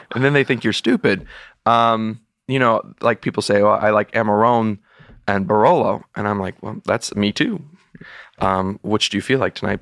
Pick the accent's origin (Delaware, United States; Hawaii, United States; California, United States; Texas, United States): Texas, United States; moved away; being a Texan and having been a, and being an alumnus of the University of Texas